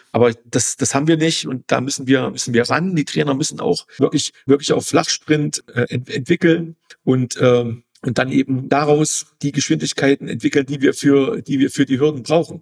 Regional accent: East Germany, Germany; In Ostdeutschland, ich komme aus, aus dem Osten

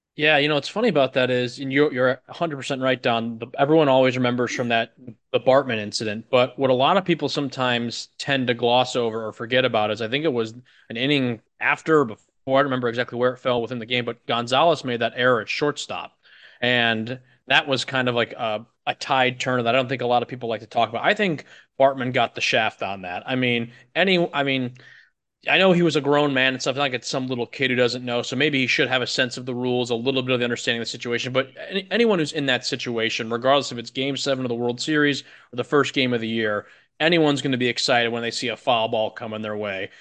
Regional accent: Chicago suburbs, Illinois, United States; moved away; I'm from Illinois, the Chicago suburbs

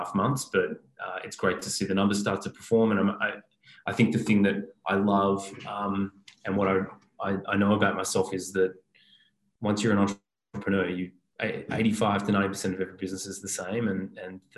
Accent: Melbourne, Victoria, Australia; I'm Australian. I grew up in Melbourne

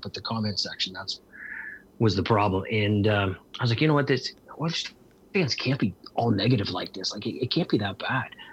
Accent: Lucan, Ontario, Canada; I grew up in Lucan, which is just outside of London

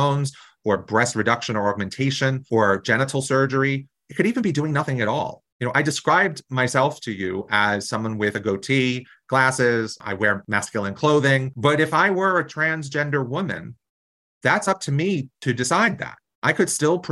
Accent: New Jersey, United States; I come from New Jersey, a really progressive state

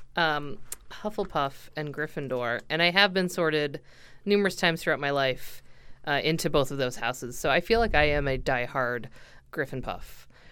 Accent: United States; I'm an American and we do that here.

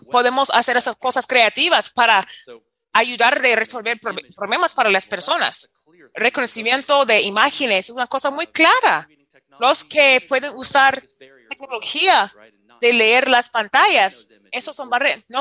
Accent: Florida, United States; Spanish is a second language; me recuerda, porque crecí en Florida, es, esa parte de Panhandle

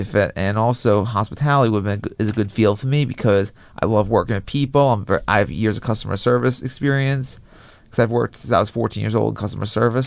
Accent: Long Beach, New York, United States; I'm from Long Beach, which is around the water too

